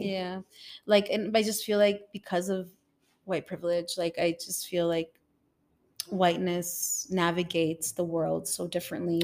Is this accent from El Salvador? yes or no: yes; El Salvador; now in Toronto, Canada; growing up in El Salvador, because I live in Toronto